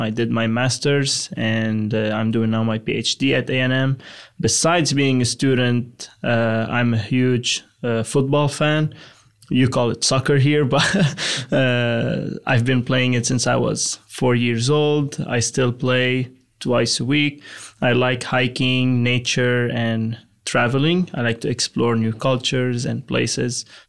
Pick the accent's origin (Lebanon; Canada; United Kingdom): Lebanon; moved away as an adult; now in Texas, United States; Originally, I'm from Lebanon in the Middle East.